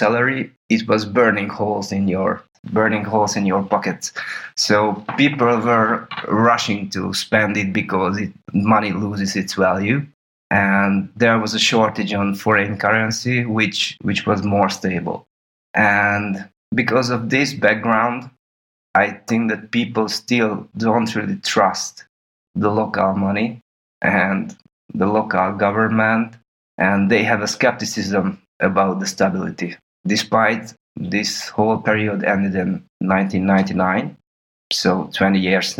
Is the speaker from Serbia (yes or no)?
yes; Serbia; When I was born, this country wasn't called Serbia. It was the Socialist Federal Republic of Yugoslavia